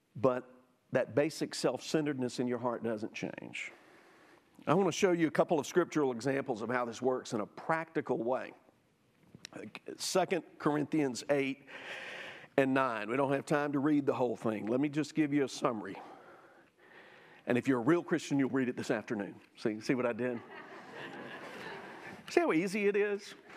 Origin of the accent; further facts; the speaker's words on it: Jackson, Mississippi, United States; I grew up in South Jackson